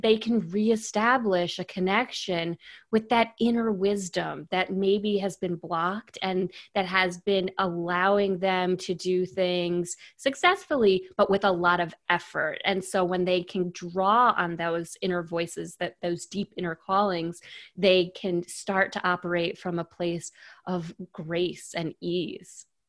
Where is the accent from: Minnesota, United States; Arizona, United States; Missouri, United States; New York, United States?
New York, United States; I'm born and raised in New York.